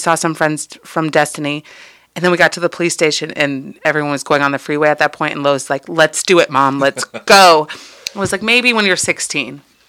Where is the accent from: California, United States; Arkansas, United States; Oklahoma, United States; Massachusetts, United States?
California, United States; Oakland; we have had the luxury of growing up in Oakland